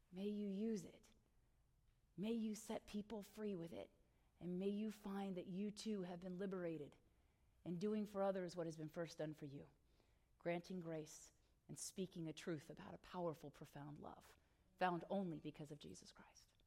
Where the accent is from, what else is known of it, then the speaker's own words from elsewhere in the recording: Northern Virginia, United States; I grew up in Northern Virginia, but I have family down in Hampton Roads